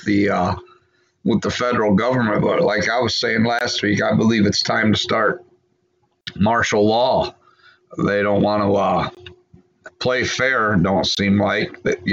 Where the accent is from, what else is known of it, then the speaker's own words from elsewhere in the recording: Illinois, United States; moved away as an adult; I grew up in Illinois where you didn't have to wear a helmet.